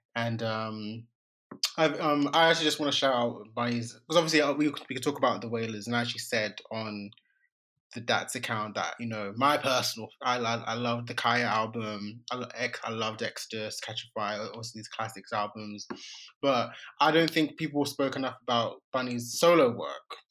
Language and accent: English; Nigeria; I'm a Nigerian